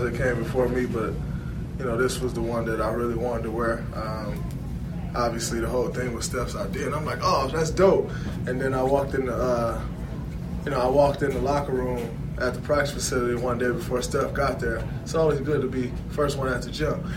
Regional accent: Saginaw, Michigan, United States; being a kid growing up in Saginaw

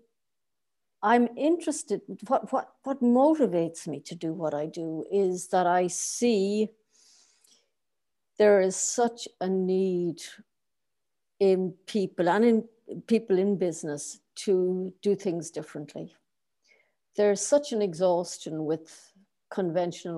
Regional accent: Ireland; moved away as an adult; now in Berlin, Germany; I'm Irish. I started off working for the government

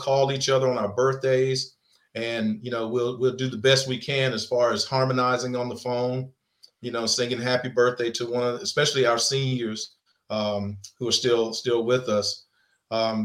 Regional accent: Roseboro, North Carolina, United States; I'm from Sampson County, a little bitty town called Roseboro

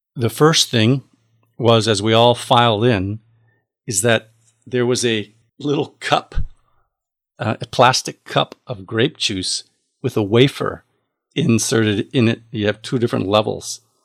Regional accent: United States; I am an American

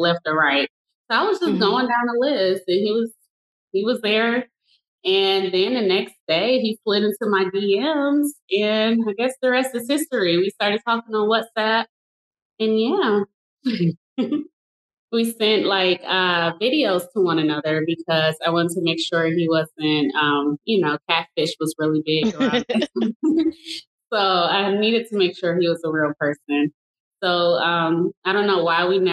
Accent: Detroit, Michigan, United States; moved away as an adult; now in Dallas, United States; I am originally from Detroit, relocated to Dallas, Texas.

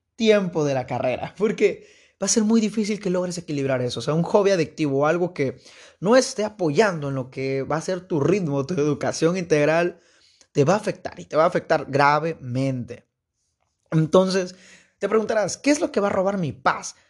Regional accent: Veracruz, Mexico; Soy de Veracruz. no Veracruz Puerto, pero de una ciudad de Veracruz.

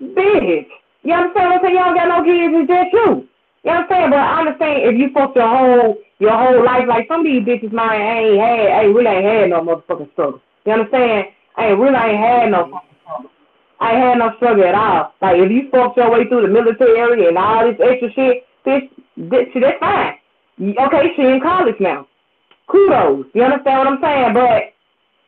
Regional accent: Memphis, Tennessee, United States; moved away; also born or lived in Baton Rouge, Louisiana; I'm from Memphis

